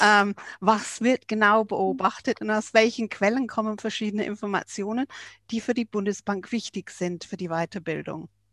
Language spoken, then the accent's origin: German; England, United Kingdom; moved away; ich als Engländerin